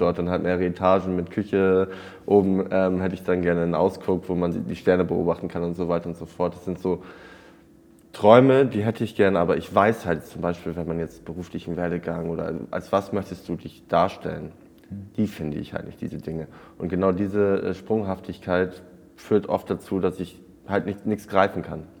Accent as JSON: {"language": "German", "area": "East Frisia", "region": "Lower Saxony", "country": "Germany", "tie": "born or raised there", "said": "ich bin auf dem Bauernhof in Ostfriesland groß geworden"}